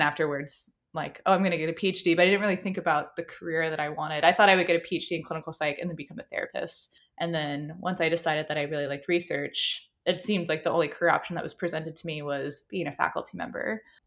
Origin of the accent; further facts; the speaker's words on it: Apex, North Carolina, United States; I grew up in Apex